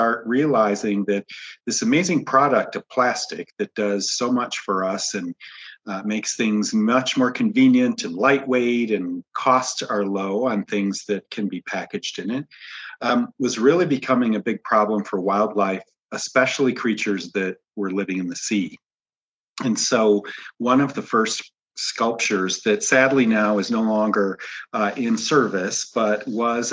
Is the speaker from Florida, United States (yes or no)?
no; Michigan, United States; moved away; I grew up landlocked in Michigan.